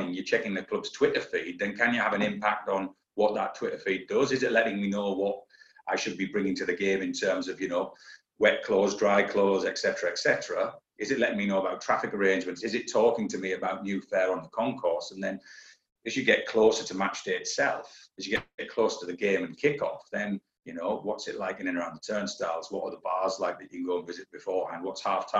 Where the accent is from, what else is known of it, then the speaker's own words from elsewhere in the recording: Hartlepool, North East England, United Kingdom; accent: northeastern; moved away as an adult; my hometown club's Hartlepool United